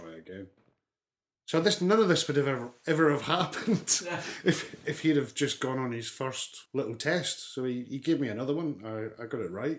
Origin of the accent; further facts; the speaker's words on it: Armadale, Scotland, United Kingdom; accent: north of the border; also born or lived in Bathgate, Scotland; now in South Wales, United Kingdom; I was born in Bathgay, which is in West Lothian, Scotland. So West Lothian's an area halfway between Glasgow and Edinburgh. And I was born sort of in Bathgay. From the first 10, 11 years of my life, I lived in a little town called Armadale